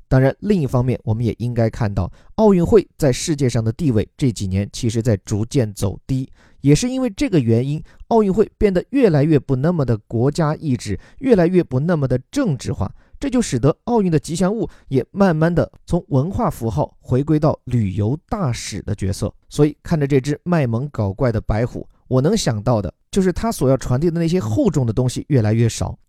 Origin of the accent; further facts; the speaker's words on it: southern China, China; 作为一个南方人加为体育迷， 这辈子连下雪都没见过几场